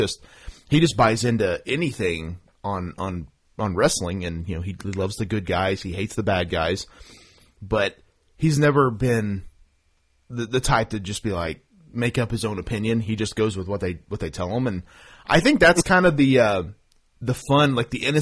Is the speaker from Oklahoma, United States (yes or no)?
yes; Oklahoma, United States; I'm from Oklahoma